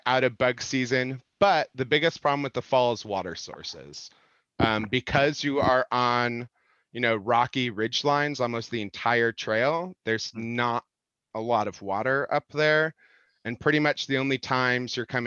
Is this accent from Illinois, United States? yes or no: yes; Illinois, United States; I grew up in Illinois